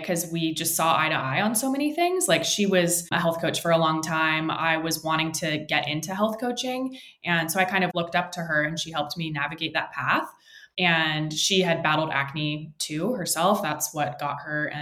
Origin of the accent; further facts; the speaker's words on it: San Francisco, California, United States; moved away as an adult; now in San Diego, United States; I was born and raised in San Francisco, California, moved down to San Diego for college